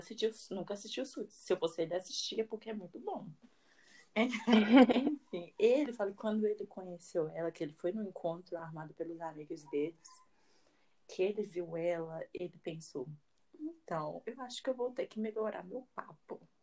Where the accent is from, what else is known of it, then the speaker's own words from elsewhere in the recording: Brazil; eu sou brasileira, não consigo falar inglês direito